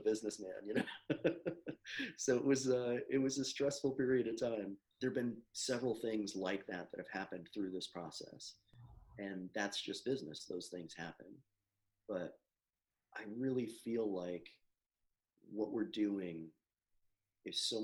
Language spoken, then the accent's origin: English; Florida, United States; I grew up here in Florida